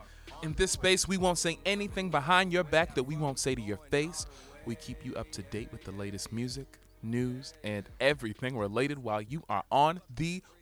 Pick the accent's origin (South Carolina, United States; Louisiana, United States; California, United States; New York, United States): California, United States; Make it potent. I'm from California, nigga.